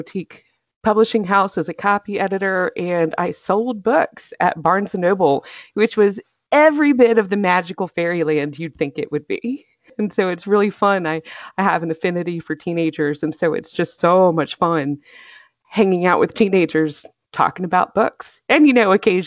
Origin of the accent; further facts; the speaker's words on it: North Carolina, United States; now in Atlanta area, Georgia, United States; I grew up in North Carolina